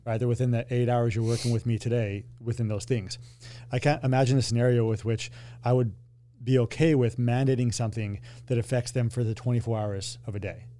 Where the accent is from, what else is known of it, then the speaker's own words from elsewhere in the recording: Colorado, United States; I grew up in Colorado